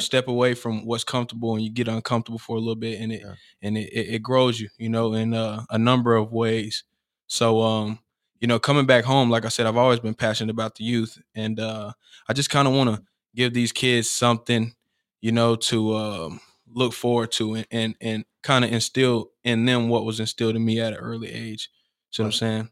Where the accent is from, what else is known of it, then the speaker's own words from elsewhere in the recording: Cartersville, Georgia, United States; I uh grew up on Arbor Street. Right. You know, um, and obviously, like you said, I'm from Cartersville